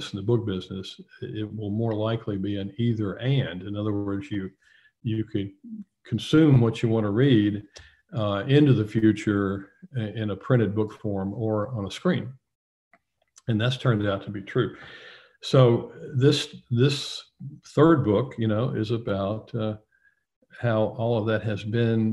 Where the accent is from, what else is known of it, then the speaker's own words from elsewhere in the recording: Nashville, Tennessee, United States; Tennessean, you know, is the morning paper in my hometown